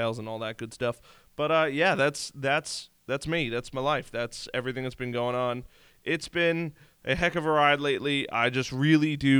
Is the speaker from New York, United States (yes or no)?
yes; New York, United States; I'm from New York. This is how we talk